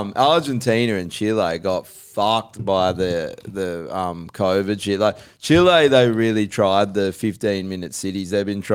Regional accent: Australia; That's one thing about being Australian now.

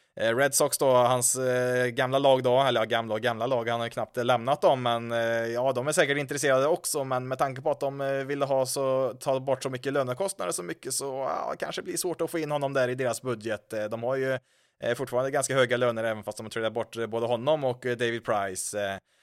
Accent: Karlstad, Värmland, Sweden; hemma i Karlstad

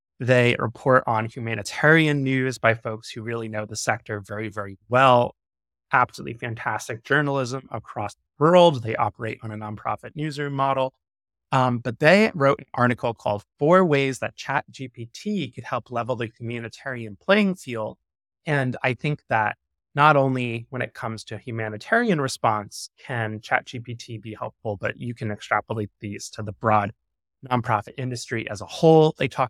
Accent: New York, United States; And I think George, you and I both live on coasts and are born and raised in New York.

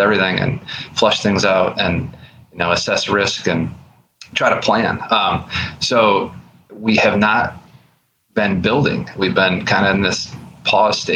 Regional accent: Buffalo, New York, United States; I'm from Buffalo, New York

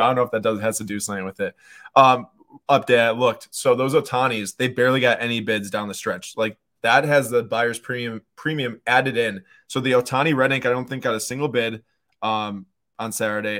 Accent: Milwaukee, Wisconsin, United States; we are from Milwaukee

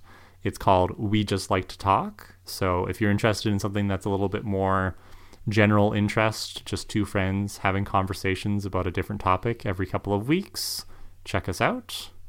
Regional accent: Canada; accent: Canadian; First thing I think people need to know is I'm Canadian.

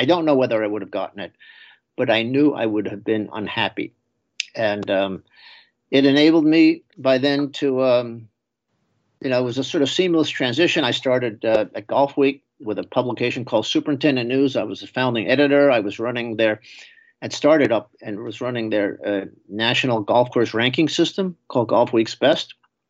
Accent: New York City, New York, United States; moved away as an adult; also born or lived in Binghamton, New York; now in Connecticut, United States; I grew up in New York City, right at the point where the city gives way to Long Island, down in the corner of Queens, Nassau County.

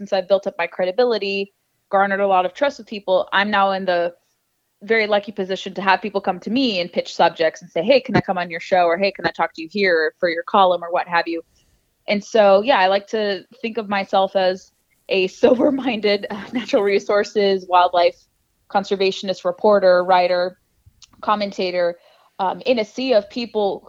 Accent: Southern California, United States; moved away as an adult; now in Washington, D.C., United States; I grew up in Southern California, moved to the DC area about 10 years ago

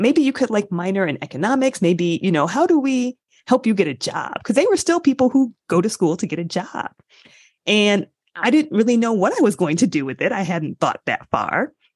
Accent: Michigan, United States; I grew up in a college town in Michigan.

